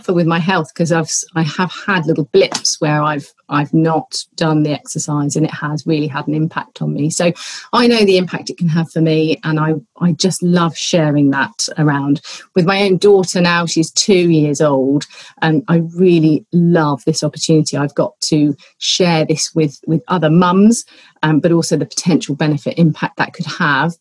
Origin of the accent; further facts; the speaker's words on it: Colchester, East of England, United Kingdom; now in Somerset, United Kingdom; My great-granddad opened a bike shop in my hometown of Colchester